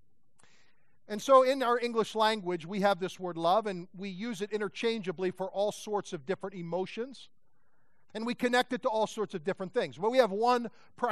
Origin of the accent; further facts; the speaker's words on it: outside of Philadelphia, Pennsylvania, United States; I grew up outside of Philadelphia, Pennsylvania